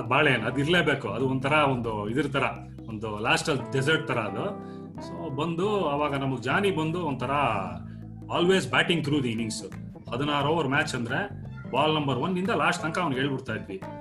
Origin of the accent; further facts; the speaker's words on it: Bengaluru, Karnataka, India; ನಾವು ಯಡಿಯೂರಲ್ಲಿ ಇಪ್ಪತ್ನಾಲ್ಕ ರಸ್ತೆಯಲ್ಲಿ ಇದ್ದಾಗ